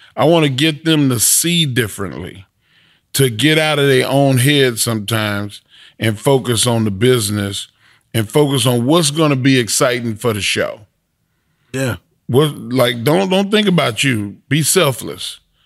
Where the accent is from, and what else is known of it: Texas, United States